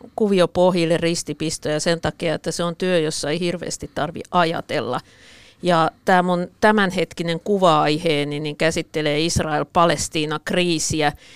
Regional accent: Pori, Satakunta, Finland; mä olen porilainen

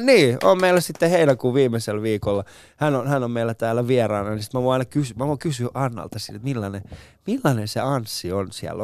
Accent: Finland; mä oon, mä oon Suomesta

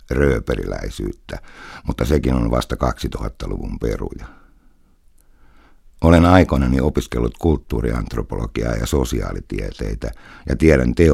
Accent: Karelia, Finland; Sanon nyt ensimmäistä kertaa elämässäni ääneen. Minä olen karjalainen

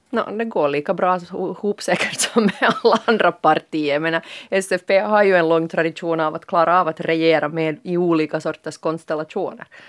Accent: Finland; som finlandssvensk aktiv medborgare

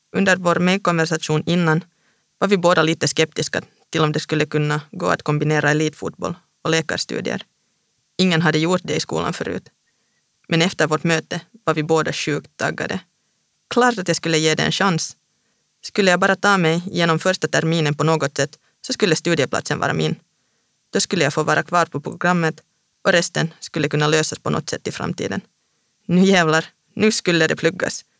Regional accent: Vantaa, Uusimaa, Finland; moved away as an adult; also born or lived in Stockholm, Sweden / Linköping, Sweden / Hässleholm, Sweden; now in Paris, France; Jag är själv från Vanda

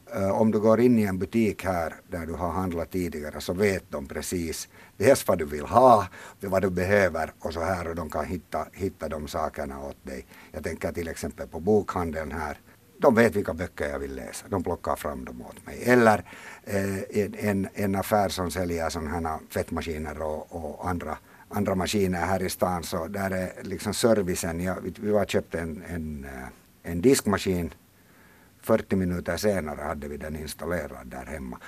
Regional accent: Helsinki, Uusimaa, Finland; moved away as an adult; now in Western Uusimaa, Finland; jag är uppvuxen på Drumsö i Helsingfors

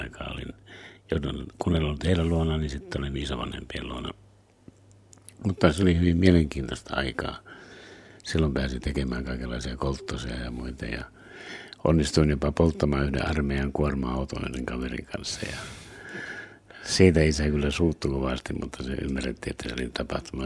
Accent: Savonia, Finland; born or raised there; also born or lived in Lapua, Finland / United States

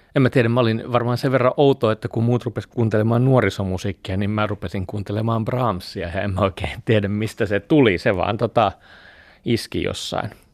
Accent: Jyväskylä, Central Finland, Finland; also born or lived in Mikkeli; Mä oon melkein koko ikäni täällä asunut. Mä oon ollut neljä vuotta, kun me on muutettu tänne ja mun vanhemmat on tuolta pohjoisesta Keski-Suomesta, että vahvasti olen keskisuomalainen.

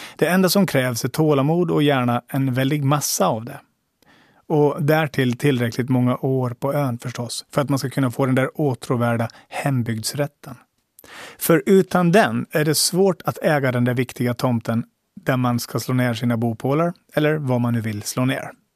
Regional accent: Åland, Finland; min status som ålänning.

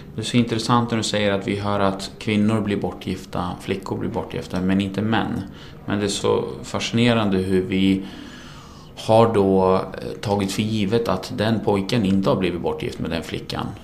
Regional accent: Sweden; also born or lived in Iraq; Sverige är mitt hemland

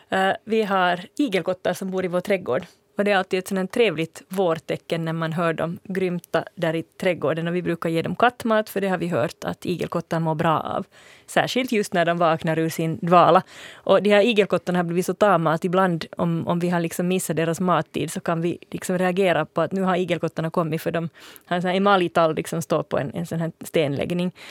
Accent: Finland; accent: near-standard Finland Swedish; also born or lived in Sweden; jag kände mig som finlandssvensk i Sverige

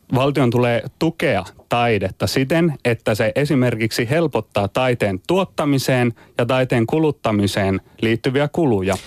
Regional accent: Turku, Southwest Finland, Finland; kotikaupungissani Turussa

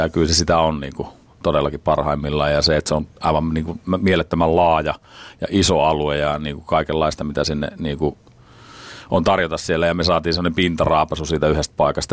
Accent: Finland; me ollaan Suomesta

